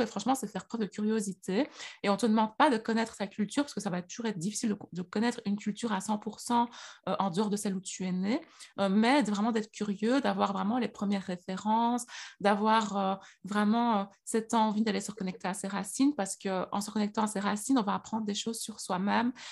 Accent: Liège, Wallonia, Belgium; accent: Liège; moi, je suis née en Belgique, donc je suis née à Liège. Euh, d'ailleurs, j'ai l'accent liégeois.

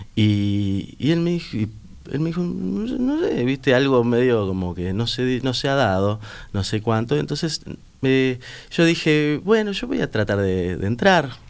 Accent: barrio La Teja, Montevideo, Uruguay; salía del liceo, del liceo Bausá, que está enfrente, iba ahí y en vez de estar en la calle, en el barrio La Teja, donde vivo yo

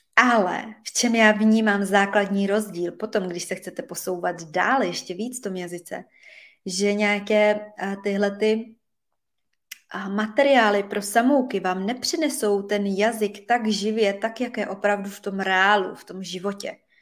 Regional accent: Czechia; also born or lived in Switzerland; now in Provence, France; já se osobně vždycky do Čech moc ráda vracím

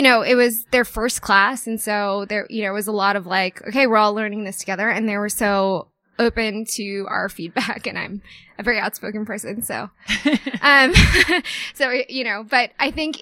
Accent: East Coast, United States; moved away as an adult; also born or lived in New York City; now in Denver, United States; I'm an East Coast born and raised

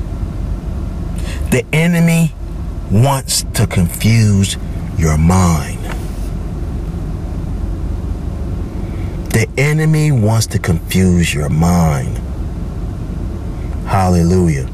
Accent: Charleston, United States; moved away; all the way from Charleston, my hometown

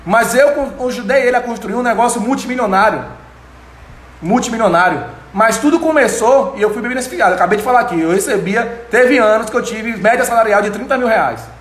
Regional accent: Itaberaba, Bahia, Brazil; also born or lived in Salvador; menininho lá de Itaberaba, que não sou daqui de Itaberaba, sou de Salvador, mas morei minha vida toda em Itaberaba.

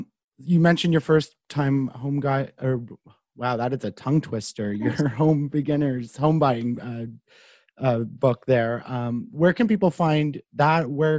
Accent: Carleton Place, Ontario, Canada; So I'm from Carlton Place, which is not too far from here

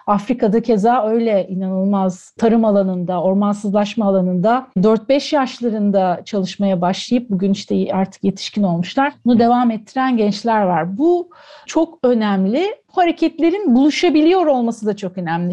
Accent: Antakya, Hatay, Turkey; moved away as an adult; also born or lived in Ankara; Antakyalı olmamdan kaynaklı Amanosların, Habib Necar'ın yamacında, Asi Nehri'nin kollarında büyüdüm

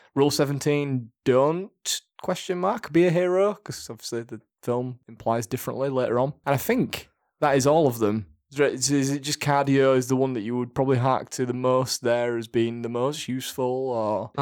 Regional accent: Leeds, Yorkshire and the Humber, United Kingdom; I'm from Yorkshire, I'm from Leeds, we just say it as we say it

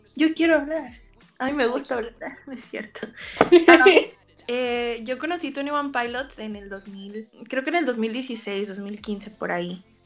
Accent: Monterrey, Nuevo León, Mexico; soy de Monterrey, Nuevo León, de México

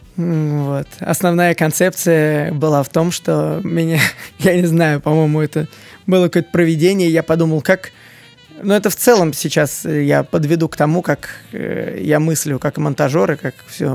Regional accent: Moscow, Russia; мне 30 лет, я коренной москвич

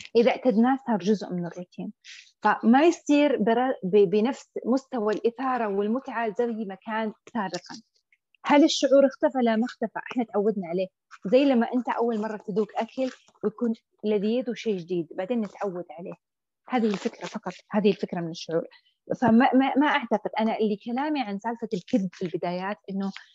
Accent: Saudi Arabia; عندنا في السعوديه

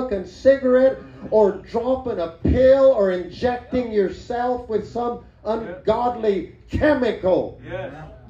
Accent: Mexico; now in New Mexico, United States; That foreign country happened to be Mexico.

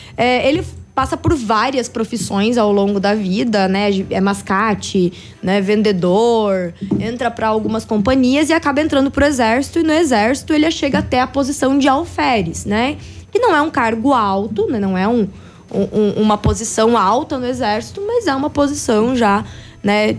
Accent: Braço do Trombudo, Santa Catarina, Brazil

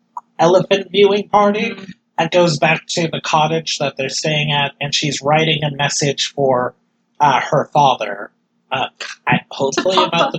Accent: United States; I guess it's just being an American thing.

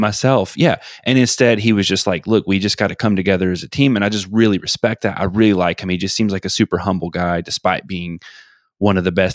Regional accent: Atlanta, Georgia, United States; I'm from Atlanta

